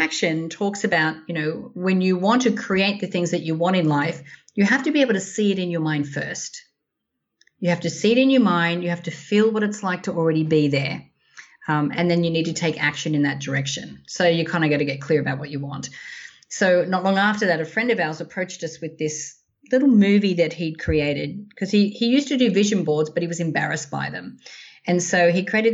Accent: Australia; moved away as an adult; also born or lived in Sydney; now in United States; I'm as Aussie as ample

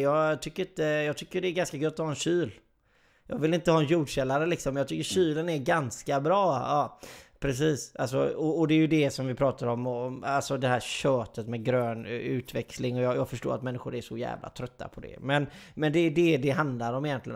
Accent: Sweden; Jag är ju svensk

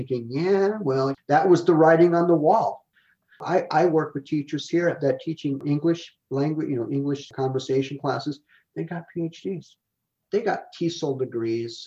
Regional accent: Illinois Valley, United States; born or raised there; moved away; also born or lived in Texas

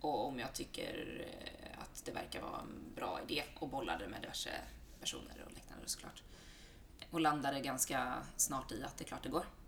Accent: Halmstad, Halland County, Sweden; moved away as an adult; now in Stockholm, Sweden; jag är från Halmstad från början. Eh, bott i Stockholm drygt tio år.

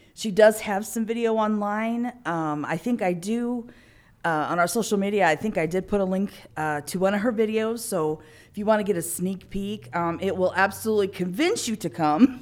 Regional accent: Illinois, United States; growing up in Illinois

